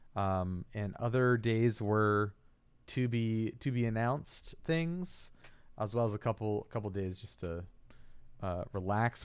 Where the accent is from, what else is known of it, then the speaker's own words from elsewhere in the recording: East Coast, Virginia, United States; now in Minnesota, United States; growing up on the East Coast